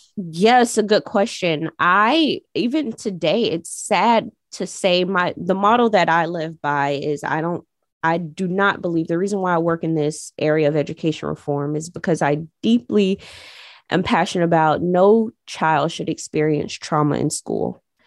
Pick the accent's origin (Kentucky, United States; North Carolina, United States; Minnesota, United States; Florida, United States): Florida, United States; Jacksonville; when I was growing up on the east side, it was a place where people would walk around aimlessly